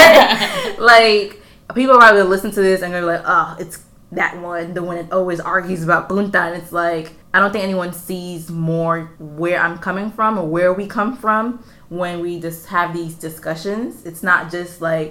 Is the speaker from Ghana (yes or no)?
no; Honduras; first language Spanish; English is a second language; I am from Honduras